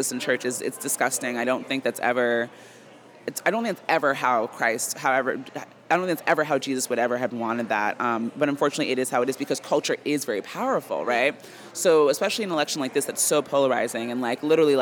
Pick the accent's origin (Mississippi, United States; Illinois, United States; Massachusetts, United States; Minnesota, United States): Massachusetts, United States; Lowell; I'm from Lowell